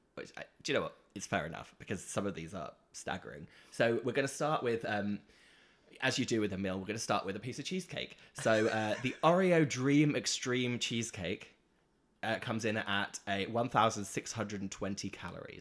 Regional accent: Norwich, East of England, United Kingdom; moved away; Norwich is my hometown where I'm from in the U K

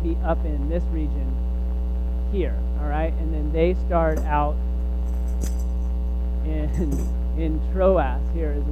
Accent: Texas, United States; I am from Texas and come from a Southern Baptist tradition

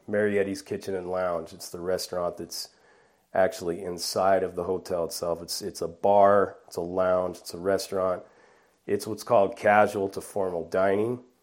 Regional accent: Bellflower, California, United States; moved away; also born or lived in Buena Park, California / La Mirada, California / Norwalk, California; I was born and raised in Bellflower, California, in southeast Los Angeles

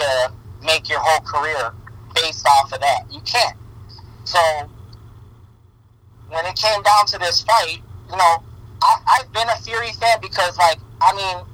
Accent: United States; I'm American of Puerto Rican descent

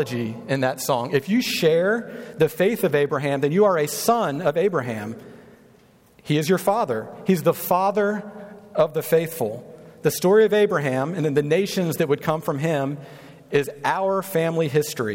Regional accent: North Carolina, United States; now in Kansas City, United States; I'm from North Carolina. My wife and I are.

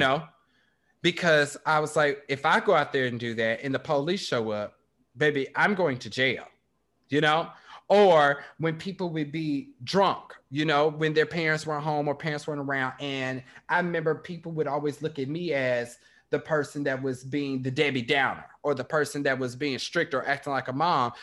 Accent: Kansas City, Kansas, United States; moved away; growing up in Kansas

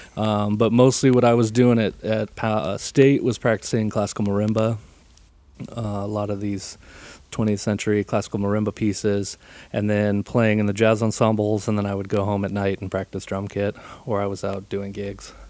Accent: Encinitas, California, United States; I grew up in San Diego. I grew up in Encinitas, California.

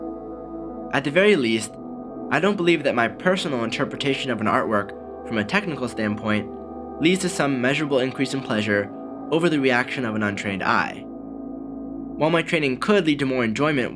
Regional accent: Malibu, California, United States; my hometown of Malibu, California

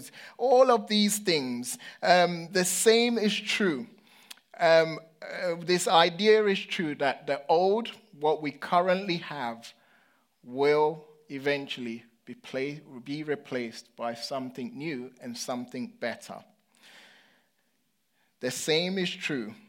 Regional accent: London, United Kingdom; I was growing up in London

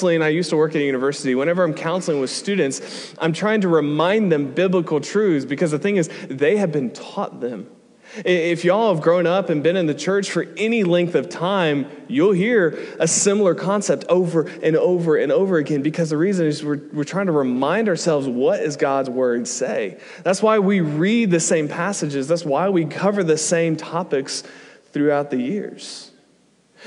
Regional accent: United States; moved away as an adult; we're from America

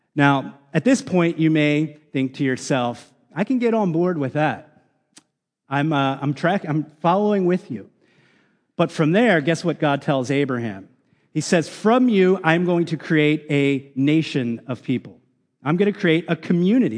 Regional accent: United States; especially as American Christians

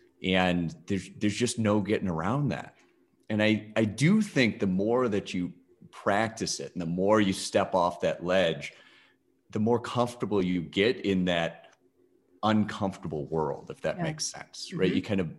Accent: Skaneateles, New York, United States; Outside Syracuse, a town called Skinny Atlas.

